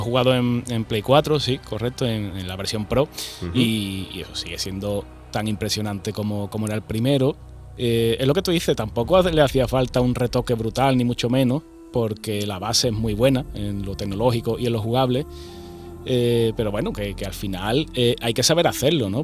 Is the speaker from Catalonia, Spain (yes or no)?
no; Andalusia, Spain; siendo andaluz